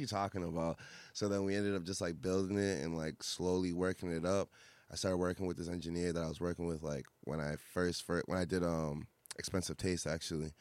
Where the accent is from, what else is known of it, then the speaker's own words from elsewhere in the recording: Fitchburg, Massachusetts, United States; also born or lived in Boston; I'm from Fitchburg originally, um, Central Mass